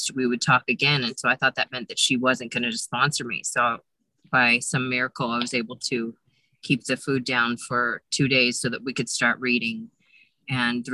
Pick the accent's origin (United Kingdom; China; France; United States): United States; Modesto, California; I'm from Modesto, California, but I'm currently in Lake Tahoe, California, sitting in my car